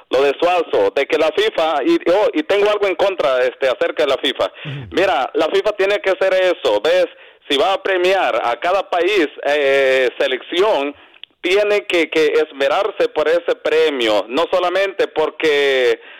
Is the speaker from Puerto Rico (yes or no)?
no; El Salvador; A mí me dio tristeza como guanaco que soy.